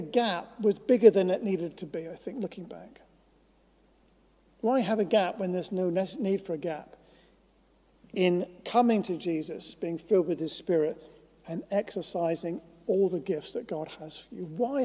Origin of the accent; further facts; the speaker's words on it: Norwich, East of England, United Kingdom; I grew up in Norwich. Norwich has a very special place in my heart